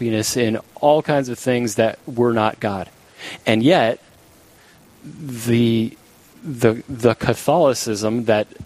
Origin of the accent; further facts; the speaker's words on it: Minot, North Dakota, United States; moved away; I'm from Minot. Yep. And my parents are still there in Minot